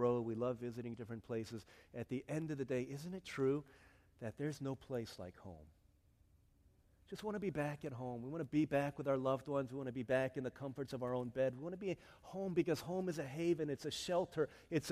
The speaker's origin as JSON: {"language": "English", "town": "Arlington", "region": "Virginia", "country": "United States", "tie": "born or raised there", "said": "I wasn't born in Korea. I was born in Arlington, Virginia. Parents are from Korea"}